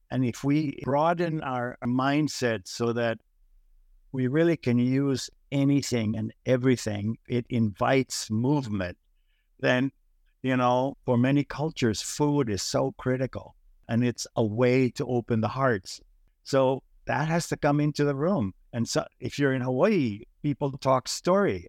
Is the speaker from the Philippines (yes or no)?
yes; Philippines; moved away; growing up in the Philippines